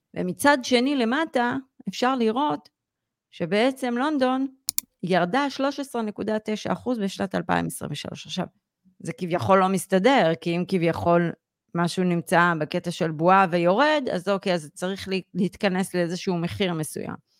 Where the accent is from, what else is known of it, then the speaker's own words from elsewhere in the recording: Israel; כישראלים, ובכלל יהודים היום